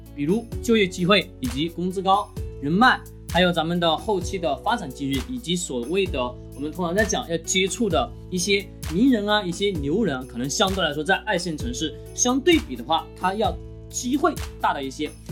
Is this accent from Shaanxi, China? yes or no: no; Changsha, Hunan, China; 我们长沙